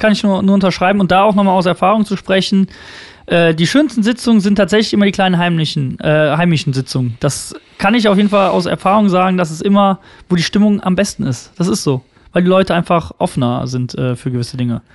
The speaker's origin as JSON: {"language": "German", "town": "Unkel", "region": "Rhineland-Palatinate", "country": "Germany", "said": "aus, aus Unkel"}